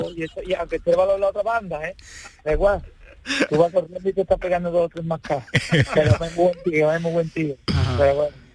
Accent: Sanlúcar de Barrameda, Andalusia, Spain; Yo, sanluqueño

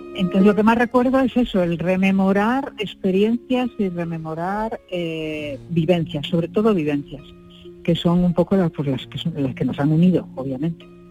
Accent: Galicia, Spain; yo que soy gallega

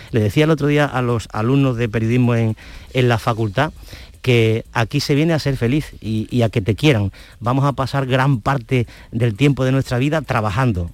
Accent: Andalusia, Spain; porque somos andaluces.

